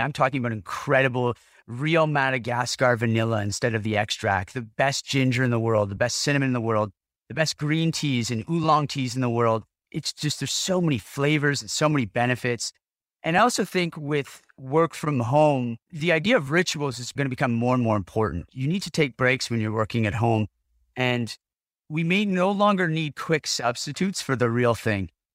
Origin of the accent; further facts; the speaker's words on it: Ottawa, Ontario, Canada; moved away as an adult; when I moved back to Ottawa, my hometown